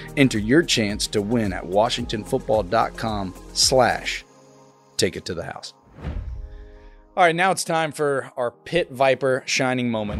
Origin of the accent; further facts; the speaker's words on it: Oklahoma, United States; I'm from Oklahoma